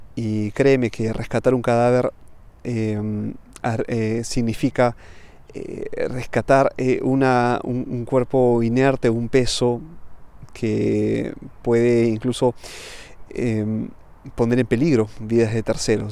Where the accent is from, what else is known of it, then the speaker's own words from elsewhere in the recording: Peru; moved away as an adult; now in Milan, Italy; soy de Perú, pero vivo en Milán hace ya casi una década